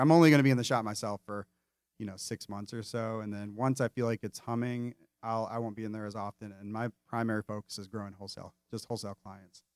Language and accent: English; Metro Detroit, Michigan, United States; moved away; also born or lived in Enderley Park, Charlotte; When I grew up in Metro Detroit, Uh, not from Detroit, but Metro